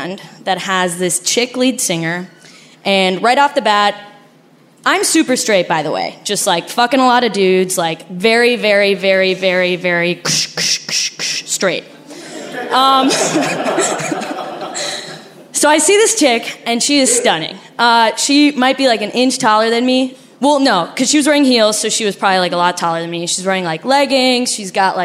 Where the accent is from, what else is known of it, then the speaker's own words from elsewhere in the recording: Argentina; accent: Argentinian; My accent is Argentinian because I'm Argentinian